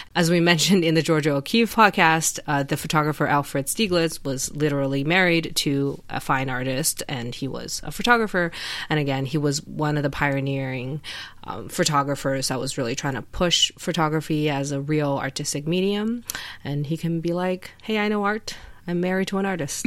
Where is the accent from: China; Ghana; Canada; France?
China; moved away; we grew up in China